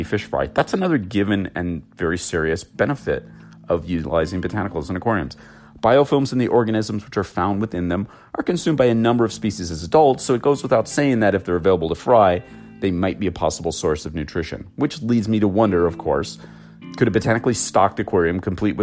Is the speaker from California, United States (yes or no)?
yes; Los Angeles, California, United States; I'm an LA boy. I was born in Southern California, born and raised here.